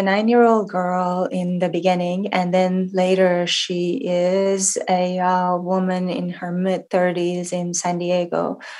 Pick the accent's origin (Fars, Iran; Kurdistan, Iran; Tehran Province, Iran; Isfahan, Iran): Fars, Iran; Shiraz; Well, as you mentioned, I was born in Shiraz, Iran, and that's the city of poets and wine. So this book is a bit of a love letter to my hometown